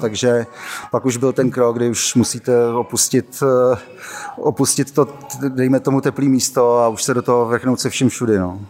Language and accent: Czech; Moravia, Czechia; odkud já pocházím z, z Moravy